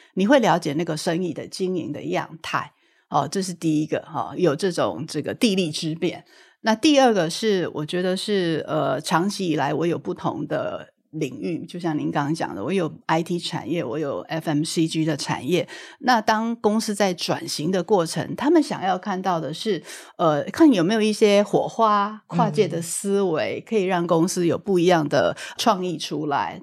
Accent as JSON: {"language": "Chinese", "country": "Taiwan", "tie": "born or raised there", "said": "我是土生土长的台湾人，一直都是在台湾受教育"}